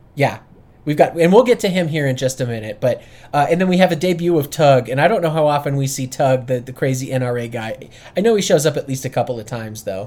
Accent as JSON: {"language": "English", "town": "Boulder", "region": "Colorado", "country": "United States", "tie": "born or raised there", "said": "I grew up outside of Boulder in the middle of Granolaville"}